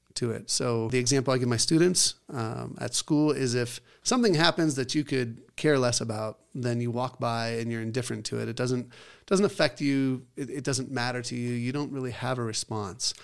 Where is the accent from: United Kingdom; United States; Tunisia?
United Kingdom; Scotland; I'm Scottish.